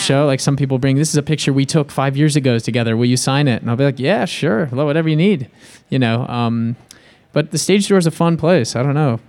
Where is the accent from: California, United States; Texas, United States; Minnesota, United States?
California, United States; Bay Area; I grew up in, I grew up in the Bay Area